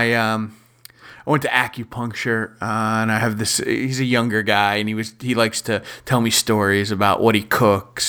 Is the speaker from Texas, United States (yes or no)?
no; Maryland, United States; my home state